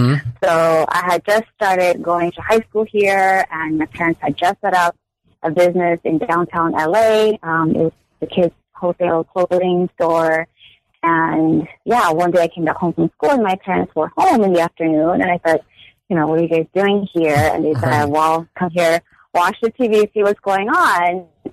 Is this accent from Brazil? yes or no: yes; São Paulo, Brazil; now in United States; I was born and raised in Sao Paulo, Brazil. I am Korean, so I identify myself primarily as Asian American.